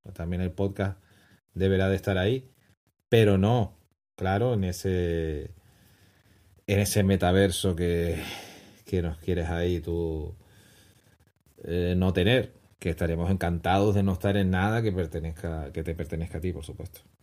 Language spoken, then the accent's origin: Spanish; Canary Islands, Spain; como canarios